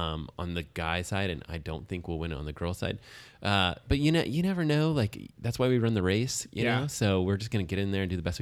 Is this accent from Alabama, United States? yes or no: yes; Alabama, United States; moved away; the places where I grew up in Alabama